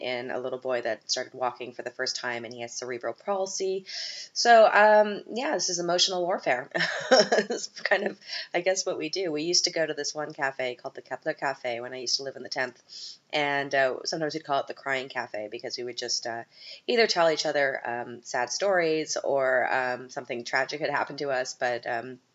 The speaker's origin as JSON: {"language": "English", "country": "Canada", "said": "we're both Canadian"}